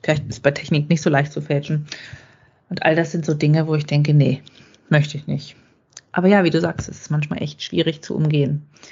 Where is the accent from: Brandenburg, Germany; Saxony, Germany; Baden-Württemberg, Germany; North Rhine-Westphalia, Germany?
Brandenburg, Germany; bei uns in Brandenburg